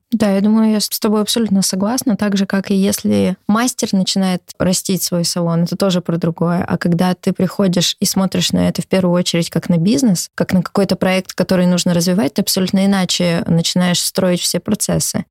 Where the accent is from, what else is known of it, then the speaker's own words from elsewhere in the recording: Omsk, Omsk Oblast, Russia; now in Moscow, Russia; в городе Омске, в моем родном городе